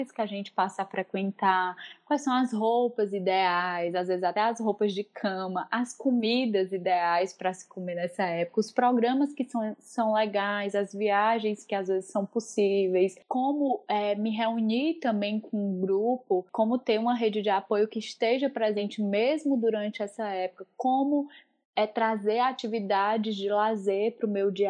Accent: Northeast Region, Brazil; moved away; Bom, como uma boa nordestina, eu posso dizer que essa, inclusive, foi uma das minhas principais mudanças sentidas na, é, nesse processo de morar em outro país

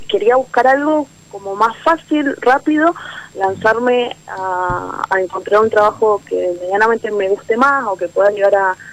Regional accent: Mendoza, Argentina; Soy de Mendoza.

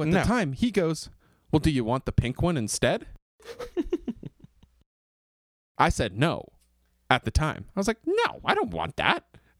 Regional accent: Kingston, Ontario, Canada; I'm a Canadian singer-songwriter from Kingston, Ontario.

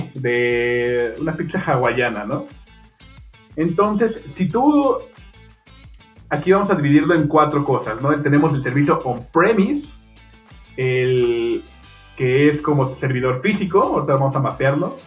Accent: Mexico City, Mexico; yo soy de México, soy de la, Ciudad de México. y estudié ahí en la, en, la UNAM

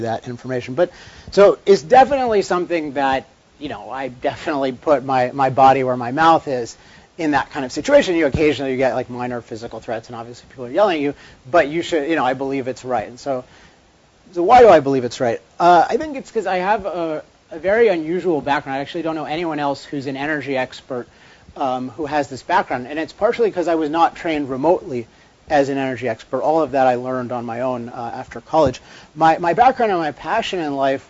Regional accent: Chevy Chase, Maryland, United States; now in California, United States; I grew up in Maryland at a place called Chevy Chase, Maryland

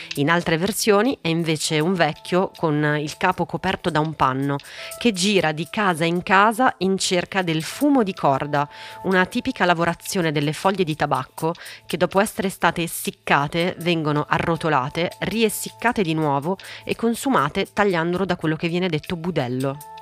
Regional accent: Italy; also born or lived in Santos, Brazil; è assolutamente vero che sono italiana

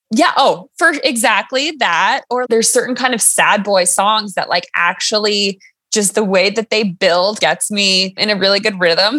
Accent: Crested Butte, Colorado, United States; also born or lived in Boulder, Colorado; I live and train in Colorado, born and raised

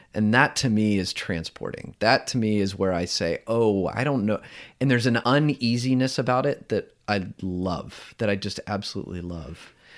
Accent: the South, United States; growing up in the South here in the United States

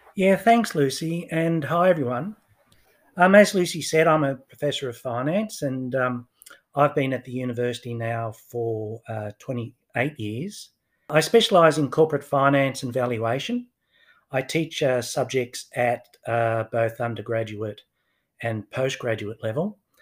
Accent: Newcastle, New South Wales, Australia; I grew up in Newcastle, just north of Sydney

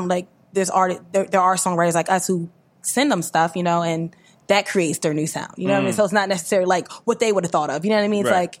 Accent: Willingboro, New Jersey, United States; now in Trenton, United States; I'm from Willingboro, New Jersey. Shout out to Willingboro.

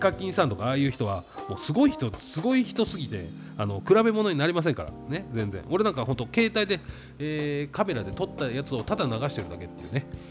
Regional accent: Saitama, Japan; 俺も埼玉県民ですけども

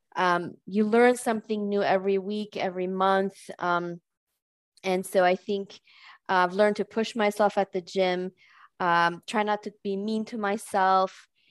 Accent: California, United States; moved away as an adult; now in Switzerland; I am American, but I live in, in Switzerland now for many years. I'm a California transplant here

